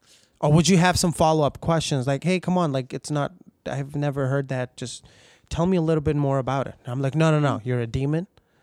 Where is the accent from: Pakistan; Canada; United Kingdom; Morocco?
Pakistan; English is a second language; Like I grew up in Pakistan, a majority Muslim country, you know?